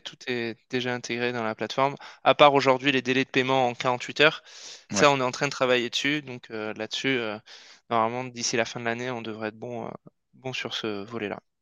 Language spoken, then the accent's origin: French; Basque Country, Nouvelle-Aquitaine, France; moved away; also born or lived in Paris; on vient tous les deux du Pays Basque et on était voisins avant à Paris